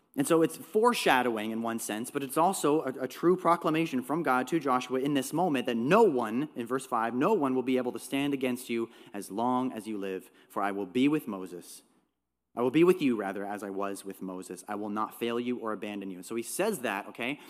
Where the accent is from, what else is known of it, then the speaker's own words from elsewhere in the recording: Trout Creek, Ontario, Canada; also born or lived in North Bay, Ontario; I was born in North Bay, lived in a small town called Trout Creek